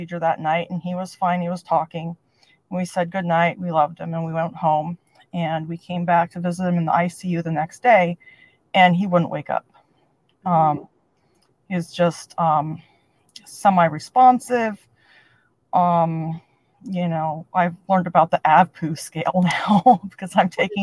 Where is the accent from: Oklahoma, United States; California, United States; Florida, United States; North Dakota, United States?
California, United States; moved away as an adult; now in Pittsburgh, United States; I'm originally from California, and my parents decided to move to Pittsburgh